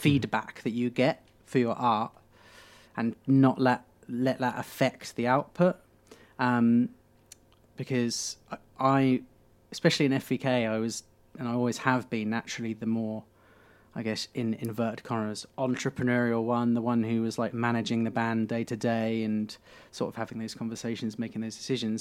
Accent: Beccles, East of England, United Kingdom; I grew up in Beccles, it was called, so it's a tiny

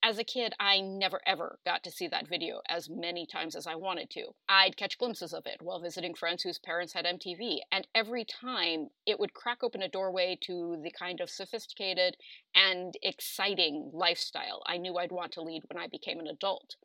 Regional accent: Spokane, Washington, United States; my hometown of Spokane, Washington

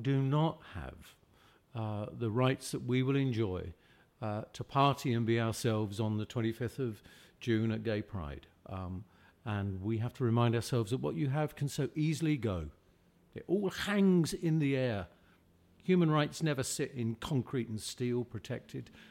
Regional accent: London, United Kingdom; fourteen, fifteen growing up in the East End

